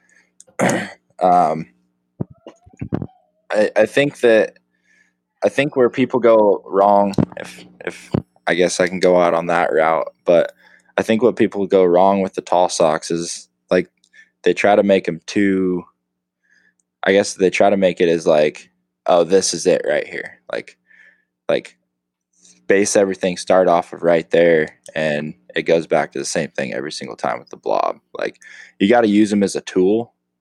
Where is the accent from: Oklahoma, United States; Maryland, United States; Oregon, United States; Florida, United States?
Oregon, United States; Eastern; I'm from a little town in Eastern Oregon. Grew up hunting deer and elk